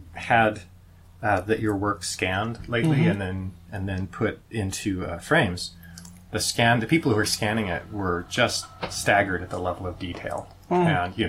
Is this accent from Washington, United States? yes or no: no; Berkeley, California, United States; growing up in Berkeley